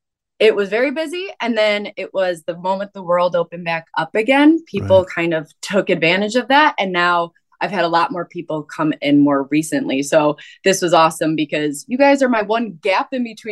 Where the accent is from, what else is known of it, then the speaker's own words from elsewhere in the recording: Chicago suburbs, Illinois, United States; I'm in Illinois, but I'm from the suburbs. I never lie and pretend like I'm from Chicago